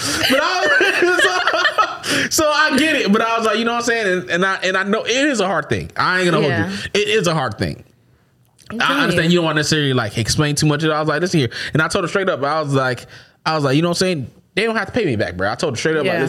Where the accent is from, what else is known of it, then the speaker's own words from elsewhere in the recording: Florida, United States; I'm from Florida